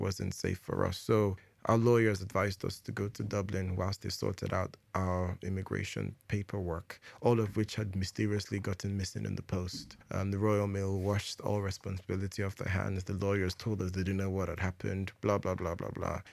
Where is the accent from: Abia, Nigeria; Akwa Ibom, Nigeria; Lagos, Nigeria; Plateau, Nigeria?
Plateau, Nigeria; Jos; I was born in Nigeria in 1984. Where in Nigeria? In Jos.